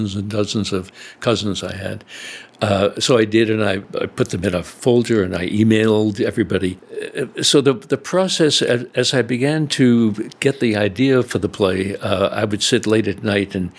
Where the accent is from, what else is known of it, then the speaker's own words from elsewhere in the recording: New York City, New York, United States; also born or lived in South Fork, Pennsylvania; I grew up in the New York City area